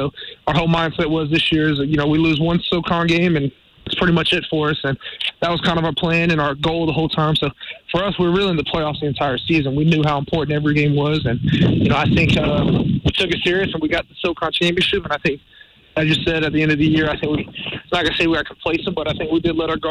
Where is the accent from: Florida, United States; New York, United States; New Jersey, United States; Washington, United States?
Florida, United States; Jacksonville; moved away as an adult; now in Greenville, United States; I'm originally from Jacksonville, Florida, so it's a pretty big city